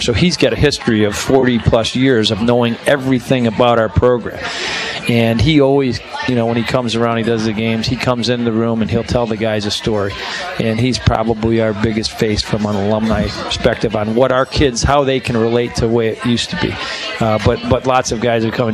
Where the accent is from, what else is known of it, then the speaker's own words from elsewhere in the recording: Chicago, Illinois, United States; moved away; I grew up in Chicago